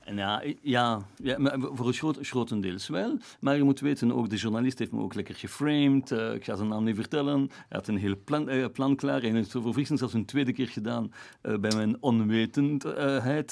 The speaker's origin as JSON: {"language": "Dutch", "region": "Flanders", "country": "Belgium", "said": "Ik ben een Belg, ik ben een Jood. Als Vlaming hier"}